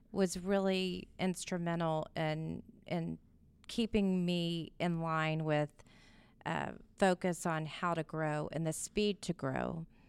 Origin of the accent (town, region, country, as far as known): Houston, Texas, United States; born or raised there